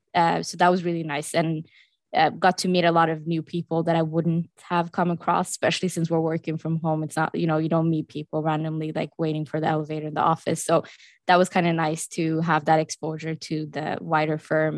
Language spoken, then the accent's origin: English; Norway; moved away; I am from Norway